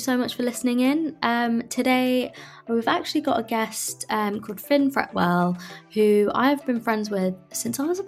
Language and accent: English; Cambridge, East of England, United Kingdom; moved away; I'm from Cambridge as well, it'll always be home